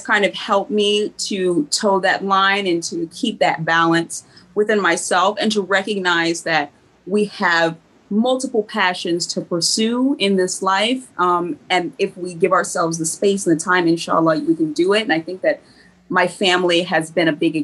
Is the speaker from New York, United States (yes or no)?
no; Stone Mountain, Georgia, United States; I grew up here in Stone Mountain, right in Georgia